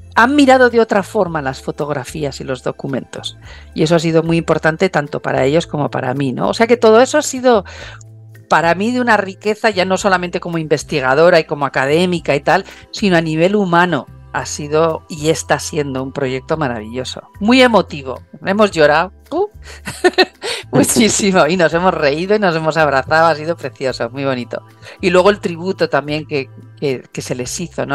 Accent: San Sebastián, Basque Country, Spain; now in Australia; San Sebastián primero porque es mi casa, es, mm, yo soy Donostiarra

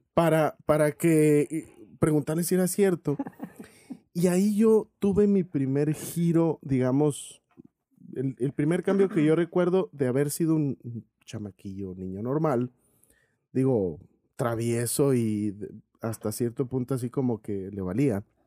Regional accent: Cananea, Sonora, Mexico; moved away as an adult; Toda mi vida antes de salir de ahí de Cananea a los 23 años, pues estuve ahí

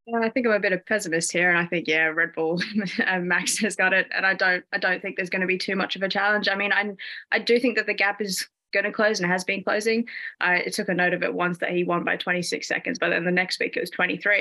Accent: Sydney, New South Wales, Australia; now in United Kingdom; I am actually from Sydney, Australia, so I'm Australian, but I'm in the UK right now.

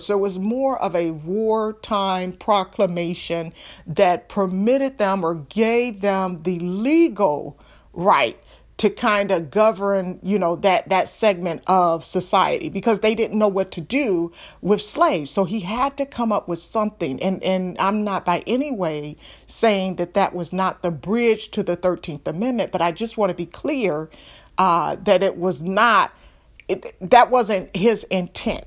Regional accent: Detroit, Michigan, United States; I'm from Detroit.

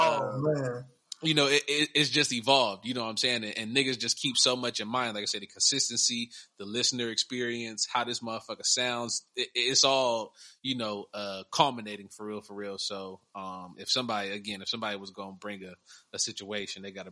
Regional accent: Columbus, Ohio, United States; now in Arizona, United States; I'm saying what I'm saying from here in Arizona, born and raised in Columbus, Ohio

